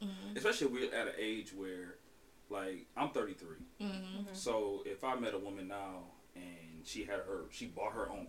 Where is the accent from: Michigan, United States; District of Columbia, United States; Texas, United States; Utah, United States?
Michigan, United States; Albion; also born or lived in Minnesota; Born and raised in Albion, Michigan. Moved away to Minnesota for a few years, but then I came back.